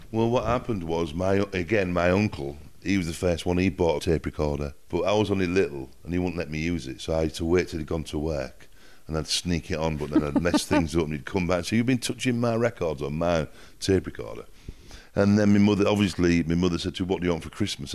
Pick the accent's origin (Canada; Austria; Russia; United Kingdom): United Kingdom; Hull, Yorkshire and the Humber; accent: north of England; also born or lived in Miami / London; now in Malibu, United States; I'm from Hull in Yorkshire